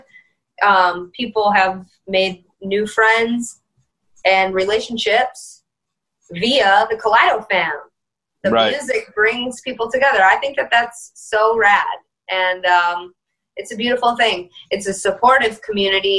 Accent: Detroit, Michigan, United States; I'm from Detroit

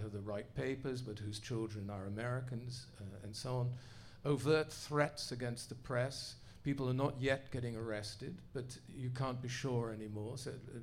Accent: Netherlands; now in United States; I grew up in the Netherlands, first post-war generation

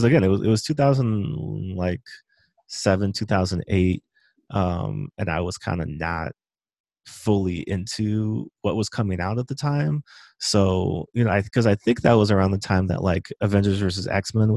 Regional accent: Montgomery County, Maryland, United States; I grew up in Montgomery County, mm-hmm. Maryland, which is basically like 10-15 minutes outside of DC

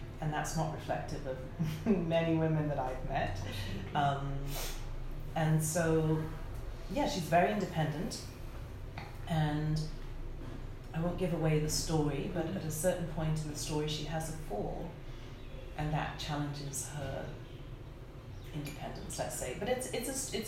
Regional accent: Lagos, Nigeria; moved away; I grew up in Nigeria when I was younger in Lagos

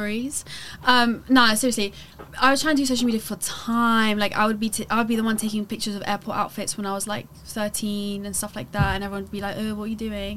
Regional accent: London, United Kingdom; born or raised there; also born or lived in Maassluis, Netherlands

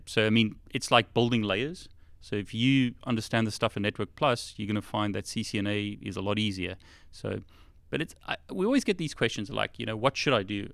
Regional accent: South Africa; now in United Kingdom; I originally was born in South Africa, or was, I grew up in South Africa

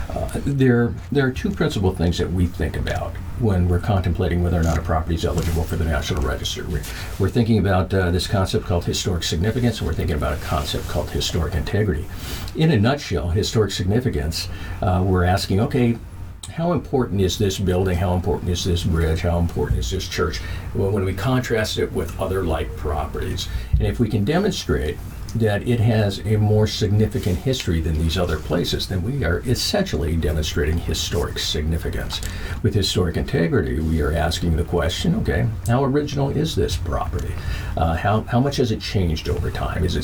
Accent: Minnesota, United States; also born or lived in Germany; I was born in Frankfurt, Germany, uh, my brother was born in Colorado Springs, so we were at the military bases there. Uh, eventually, we came back home here to Minnesota, and uh, most of my life, the vast majority of my life, has been here in Minnesota.

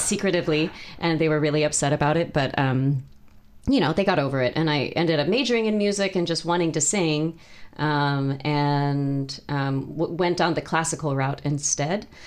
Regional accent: South Bay, California, United States; also born or lived in Michigan / East Bay, California; now in Sacramento, United States; I was born in the United States. Actually lived in Michigan, and then um, and then moved to California, and so um, and was in the East Bay for a few years, and then um, moved to the South Bay, um, and lived there for about 30 plus years

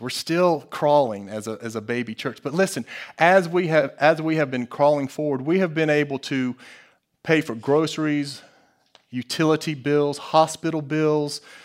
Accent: United States; As an American

